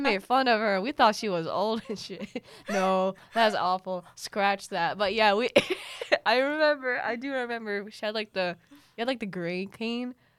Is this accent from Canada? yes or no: no; Mindanao, Philippines; moved away; also born or lived in Lanang / Mintal; I grew up in Mindanao